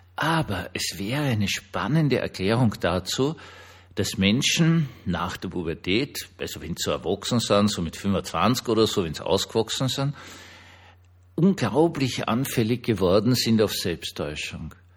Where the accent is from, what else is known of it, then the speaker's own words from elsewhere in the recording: Austria; ich kann es euch jetzt als Österreicher sagen